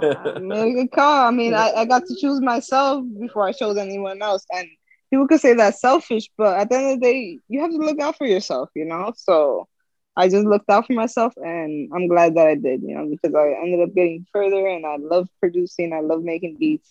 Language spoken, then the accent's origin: English; Union City, New Jersey, United States; I'm from Union City, New Jersey. Okay. Uh, I grew up grew up there. I'm still here.